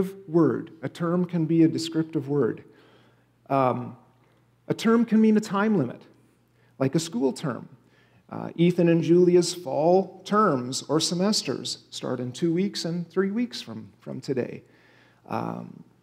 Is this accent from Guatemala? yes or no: no; Canada; now in United States; my home country of Canada